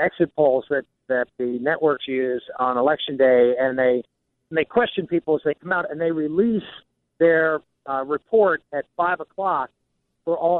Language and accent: English; Southwestern Pennsylvania, United States; I'm from Western Pennsylvania, and I grew up in an area that, Western Pennsylvania is a very heavily Democratic area, Southwestern Pennsylvania in particular. And I grew up in a steel town